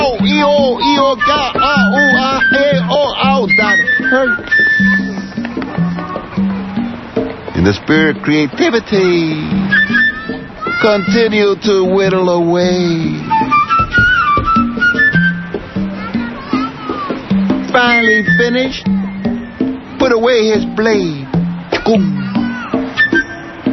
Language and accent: English; New York, United States; also born or lived in Puerto Rico / Cuba; now in Berkeley, United States; I was born in Nueva York, 9/30/28.